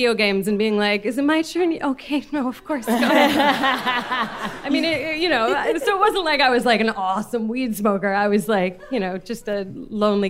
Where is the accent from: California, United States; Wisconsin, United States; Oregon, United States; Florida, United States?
California, United States; San Francisco; I grew up in San Francisco and I went to an arts high school